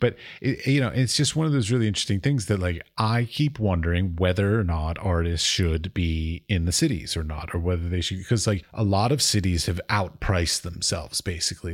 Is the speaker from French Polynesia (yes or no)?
no; United States; now in Czech Republic; I'm from America